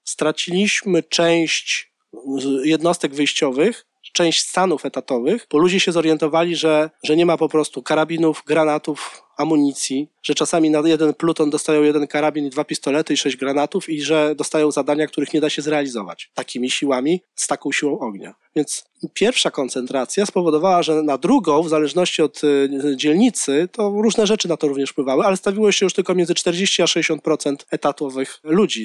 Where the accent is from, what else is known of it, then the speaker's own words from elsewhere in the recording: Warsaw, Masovian Voivodeship, Poland; jako warszawiak pochodzący z dzielnicy Praga ówczesnej